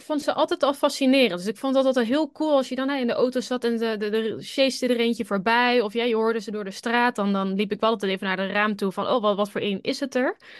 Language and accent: Dutch; Netherlands; moved away as an adult; als Nederlander